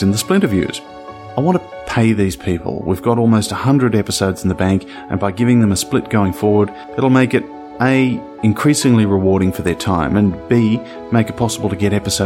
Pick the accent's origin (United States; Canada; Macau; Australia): Australia; I'm from Australia.